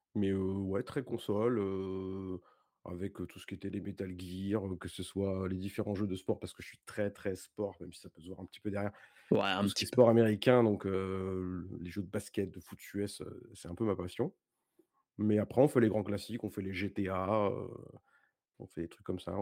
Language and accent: French; Paris region, Île-de-France, France; je suis de région parisienne